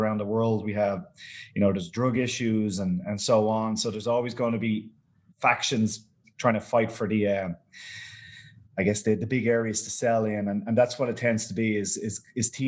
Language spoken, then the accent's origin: English; Dublin, Leinster, Ireland; I'm from Dublin